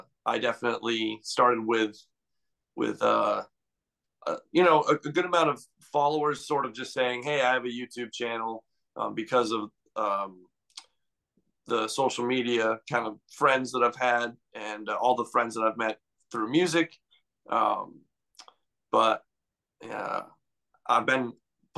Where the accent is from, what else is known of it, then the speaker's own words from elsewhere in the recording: New Bedford, Massachusetts, United States; also born or lived in Miami, Florida; I actually was born in hometown is Miami, Florida. I lived there up until I was 10 years old. And then I moved to around the New Bedford area